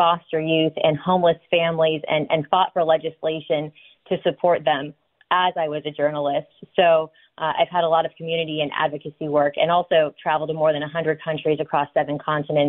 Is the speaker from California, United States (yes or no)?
yes; California, United States; I was born and raised in California